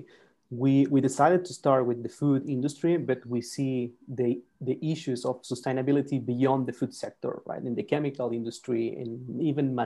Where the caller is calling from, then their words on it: Santiago, Santiago Metropolitan Region, Chile; also born or lived in San Francisco / Paris; I'm calling from Chile, Santiago. So it's been quite a parkour in between. You know, we went from Santiago to San Francisco and then now to Paris.